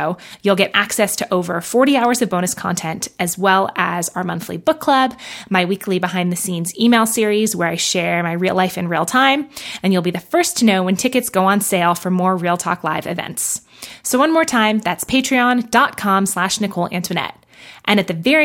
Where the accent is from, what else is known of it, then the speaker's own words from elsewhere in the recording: New York, United States; also born or lived in Los Angeles, California; now in Oregon, United States; I'm from New York originally